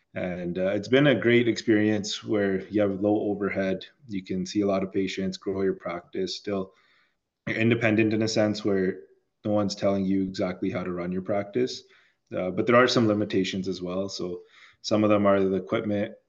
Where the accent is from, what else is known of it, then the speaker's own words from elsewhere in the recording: Toronto, Ontario, Canada; also born or lived in Chicago; I grew up in Toronto. Went to school in Chicago. Uh, moved back to Toronto